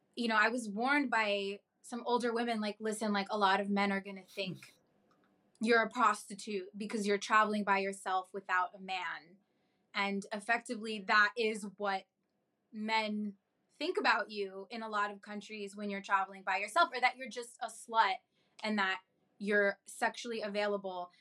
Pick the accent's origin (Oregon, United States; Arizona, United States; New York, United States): New York, United States; I was born and raised in New York and I've been able to live with my family